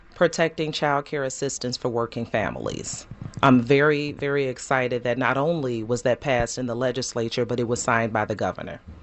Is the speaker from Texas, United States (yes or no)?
no; Chicago, Illinois, United States; born and raised in Chicago